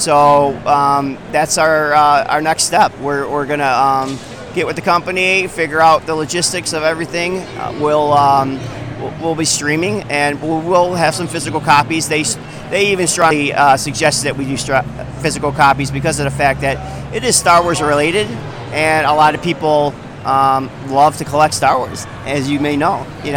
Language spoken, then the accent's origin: English; Chicago, Illinois, United States; I'm from Chicago